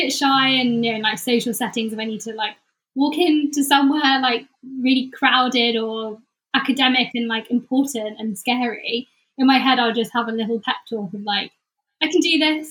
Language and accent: English; the Cotswolds, South West England, United Kingdom; now in London, United Kingdom; I was in London, or growing up in the Cotswolds